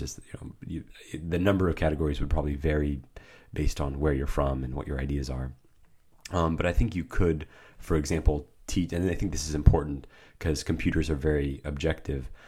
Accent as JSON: {"language": "English", "country": "United States", "said": "I am American"}